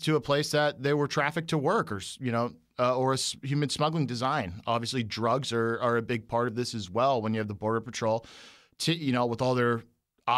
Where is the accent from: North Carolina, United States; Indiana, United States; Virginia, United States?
Virginia, United States; Northern; I'm from Northern Virginia